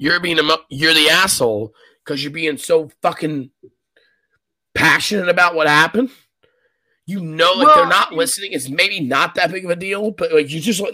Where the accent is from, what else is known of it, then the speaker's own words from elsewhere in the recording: United States; we're American